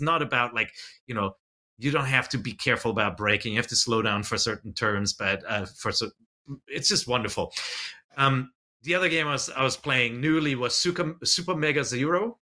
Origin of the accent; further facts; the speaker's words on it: United States; I'm an American